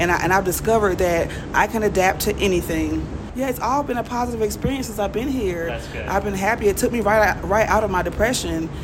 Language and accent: English; Jacksonville, Florida, United States; moved away as an adult; now in Mexico City, Mexico; I'm originally from Jacksonville, Florida. Duval!